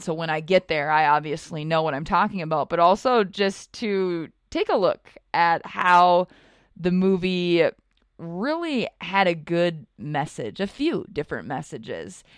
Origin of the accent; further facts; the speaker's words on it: North Dakota, United States; I grew up in North Dakota